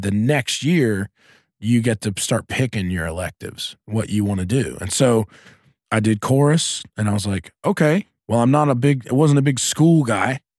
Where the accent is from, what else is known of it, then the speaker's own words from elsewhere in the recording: Asheville, North Carolina, United States; I grew up in Asheville, North Carolina, which is a pretty progressive place